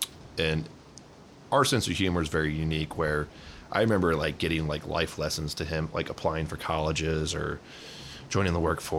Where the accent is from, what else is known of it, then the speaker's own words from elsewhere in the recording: Charlotte, North Carolina, United States; born there; also born or lived in Tampa / Houston / Dallas; So, we was born in Charlotte, lived in Tampa, Houston, and Dallas, all major banking hubs.